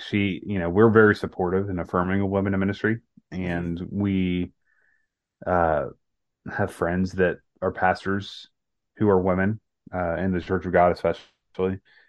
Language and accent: English; the South, United States; Like maybe it's just a culture thing because of, you know, growing up in the South